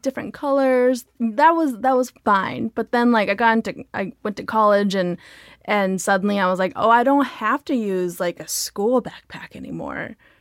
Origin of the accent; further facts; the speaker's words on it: Diamond Bar, California, United States; I grew up in Diamond Bar, which is, like, a sub, suburb of L